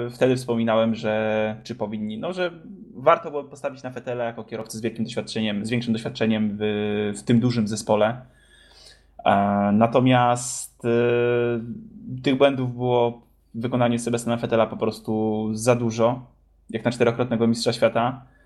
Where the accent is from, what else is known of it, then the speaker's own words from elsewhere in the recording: Poland; jesteśmy z Polski